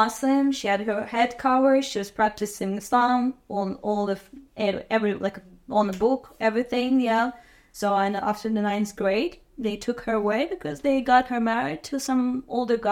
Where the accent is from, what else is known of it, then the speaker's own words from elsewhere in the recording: Azerbaijan; moved away as an adult; also born or lived in Hawaii; I'm from Azerbaijan, and I was born in 1994.